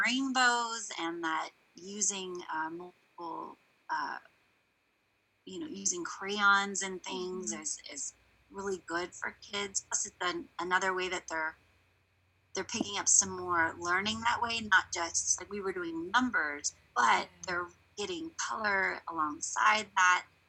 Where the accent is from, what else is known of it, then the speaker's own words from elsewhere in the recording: East Coast, Virginia, United States; moved away; also born or lived in California; I grew I grew up on the East Coast, and mm-hmm. so my early education was out actually in Virginia area